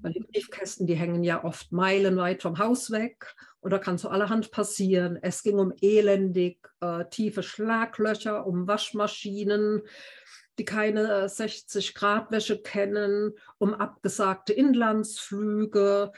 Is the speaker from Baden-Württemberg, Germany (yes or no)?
yes; Heidelberg, Baden-Württemberg, Germany; ich lebe in Heidelberg, meiner Heimatstadt